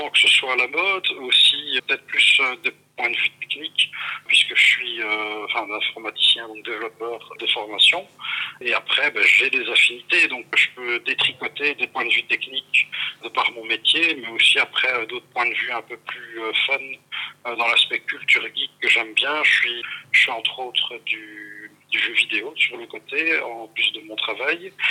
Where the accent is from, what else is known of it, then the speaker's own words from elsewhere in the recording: Brussels, Belgium; Je suis bruxellois d'origine, mais ça vous m'avez perdu.